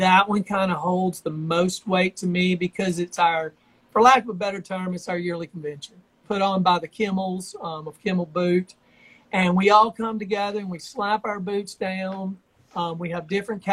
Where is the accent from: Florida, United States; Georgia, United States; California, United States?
Georgia, United States; also born or lived in Tennessee / Albuquerque, New Mexico / Nashville, Tennessee; now in Brentwood, United States; I grew up in Georgia and Tennessee